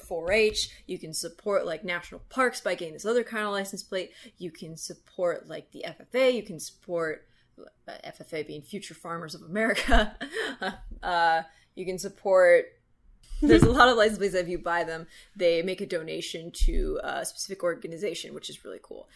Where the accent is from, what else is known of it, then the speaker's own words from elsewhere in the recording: Montana, United States; moved away; my home state of Montana